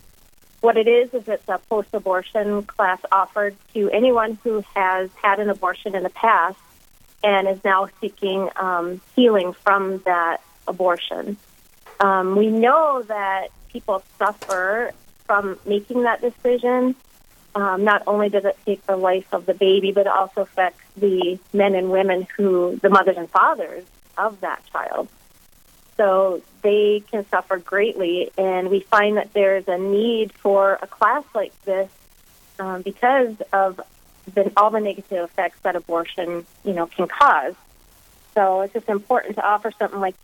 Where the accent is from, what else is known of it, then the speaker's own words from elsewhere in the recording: Minot, North Dakota, United States; I am originally from Minot, born and raised